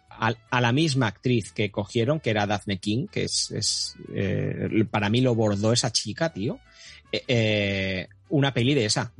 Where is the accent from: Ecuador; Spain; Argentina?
Spain; Catalonia; soy catalán